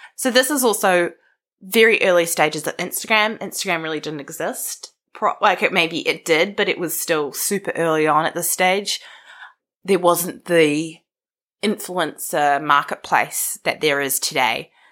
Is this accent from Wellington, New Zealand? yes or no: yes; Wellington, New Zealand; I was born in Karori, the most suburb of suburbs in Wellington